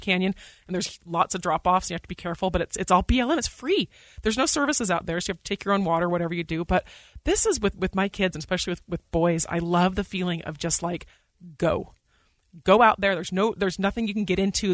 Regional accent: Utah, United States; moved away as an adult; also born or lived in Bay Area, California; I grew up in Utah

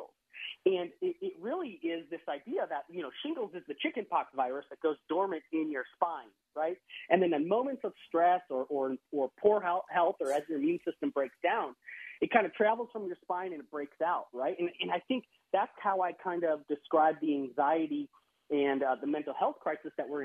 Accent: Wisconsin, United States; now in Texas, United States; I live in Texas now. I grew up in Wisconsin, but I live in Texas now

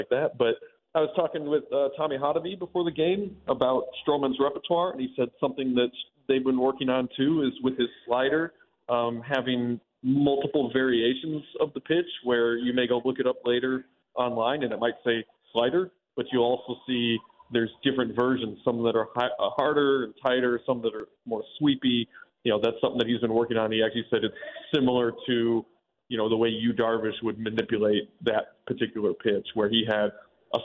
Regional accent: Chicago, Illinois, United States; when I was a kid growing up in Chicago

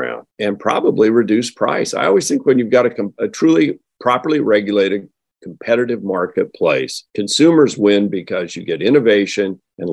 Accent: the Northwest, Oregon, United States; I come from the Northwest, as you mentioned, here in Oregon.

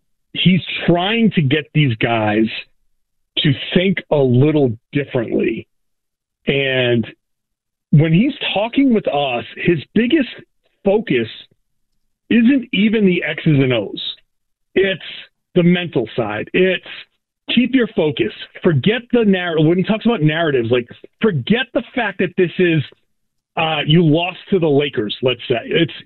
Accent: Pawtucket, Rhode Island, United States; You know, he's from Johnson. I'm from Pawtucket. We know, we get that Rhode Island connection.

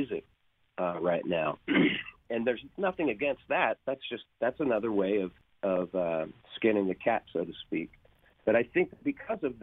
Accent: Long Beach, California, United States; moved away as an adult; now in Nashville, United States; I come from Long Beach. I'm from Long Beach

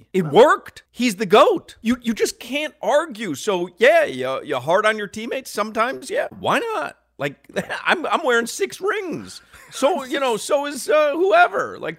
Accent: Chicago, Illinois, United States; moved away as an adult; now in Delray Beach, United States; I grew up in Chicago. And by the time 97, 98 happened, I was living down here. I was married in 97, living in Delray Beach.

